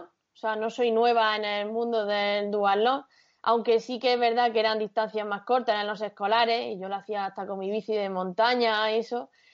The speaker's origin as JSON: {"language": "Spanish", "town": "Caravaca de la Cruz", "region": "Region of Murcia", "country": "Spain", "tie": "born or raised there", "said": "mi pueblo, de Caravaca"}